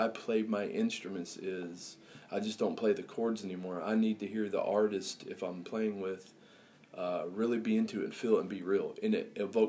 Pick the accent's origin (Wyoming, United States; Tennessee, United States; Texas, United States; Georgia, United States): Wyoming, United States; I was born in Wyoming, my dad and mom moved out to Wyoming, wanted to do the kind of the Rocky Mountain thing